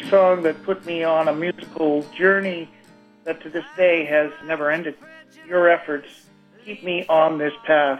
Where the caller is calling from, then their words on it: Collingwood, Ontario, Canada; calling from Collingwood, Ontario, Canada.